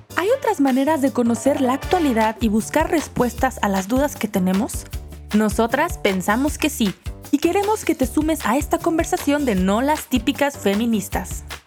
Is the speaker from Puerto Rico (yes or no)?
no; Colombia; moved away as an adult; now in Guadalajara, Mexico; soy colombiana, llevo en Guadalajara unos siete años ya. Vine, vine a estudiar